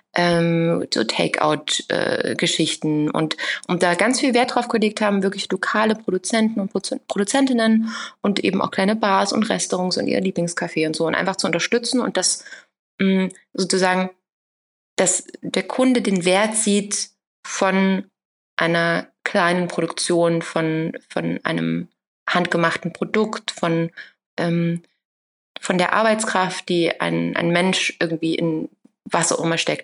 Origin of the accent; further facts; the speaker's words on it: Saxony, Germany; now in Berlin, Germany; ich bin gewachsen in Sachsen